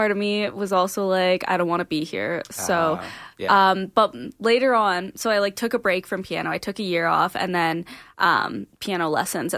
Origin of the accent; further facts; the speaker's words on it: Banff, Alberta, Canada; moved away as an adult; I'm actually from Banff